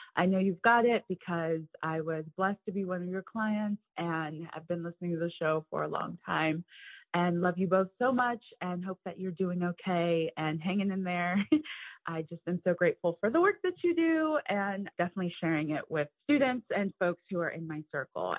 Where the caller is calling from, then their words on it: Cincinnati, Ohio, United States; I am calling from Cincinnati, Ohio